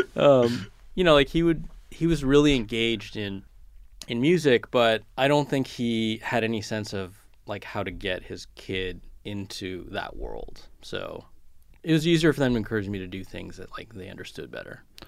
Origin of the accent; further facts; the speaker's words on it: California, United States; moved away; growing up in California